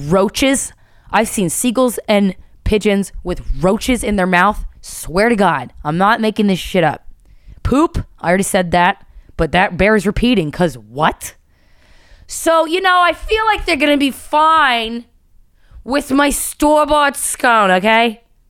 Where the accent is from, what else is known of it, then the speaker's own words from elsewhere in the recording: Philadelphia, Pennsylvania, United States; accent: Philly; Now, see, my Philly accent melds with the Canada accent too much, and it doesn't work out.